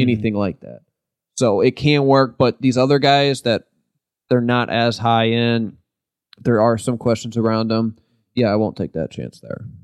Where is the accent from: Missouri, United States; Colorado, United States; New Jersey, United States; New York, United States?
Missouri, United States; St. Louis; we're from Saint Louis